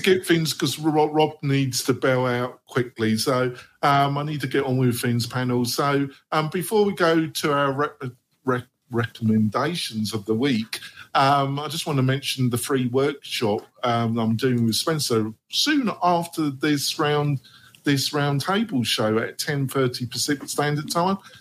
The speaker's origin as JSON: {"language": "English", "region": "England", "country": "United Kingdom", "moved": "as an adult", "lives_now": "United States", "said": "I'm English for and also I'm American. You know, I've been living in America for 15 years"}